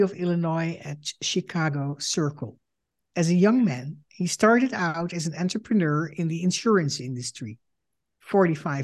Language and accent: English; Netherlands; moved away as an adult; also born or lived in Holland; now in United States; I am a Dutch Jew and a daughter of Holocaust survivors. In 2006, I emigrated to the United States because of the rising antisemitism in Europe.